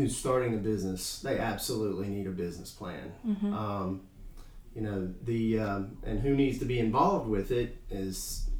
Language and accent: English; Clemmons, North Carolina, United States; You know, just a little bit about me. I'm a local guy. I grew up here in Clemens.